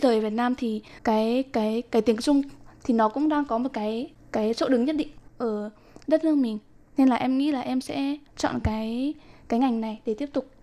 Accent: Nghệ An, Vietnam; moved away as an adult; now in Taiwan; Em đến từ Nghệ

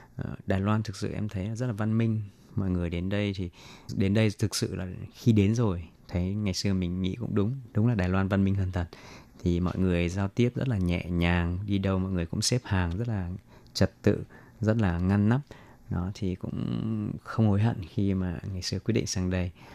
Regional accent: Vietnam; moved away as an adult; now in Taiwan; mình người Việt mà mình từ nhỏ đến lớn ăn đồ ăn Việt Nam

